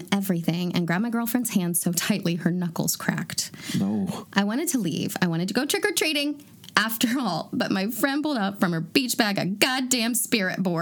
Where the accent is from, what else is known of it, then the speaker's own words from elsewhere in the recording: Chicago, Illinois, United States; I grew up in Chicago a very haunted city, and seemed to be on the radar of every spirit in the vicinity.